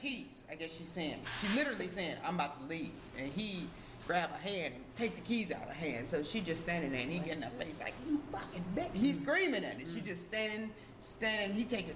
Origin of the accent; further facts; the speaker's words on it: North Shore, Illinois, United States; I grew up in the North Shore